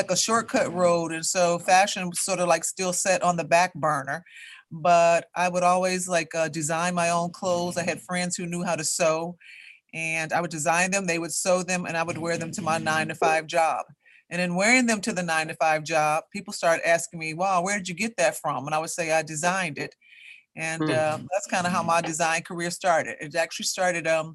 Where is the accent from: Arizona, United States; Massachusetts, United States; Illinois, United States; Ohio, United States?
Illinois, United States; Chicago; I grew up on the West Side of Chicago. I attended Chicago public schools.